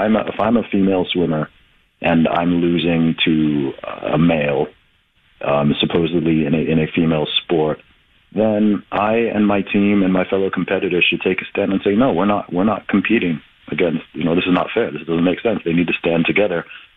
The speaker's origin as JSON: {"language": "English", "region": "England", "country": "United Kingdom", "moved": "yes", "said": "I'm originally from the UK in my home country of England"}